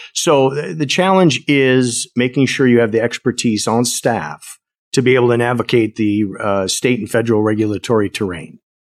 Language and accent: English; Wisconsin, United States; born and raised in Wisconsin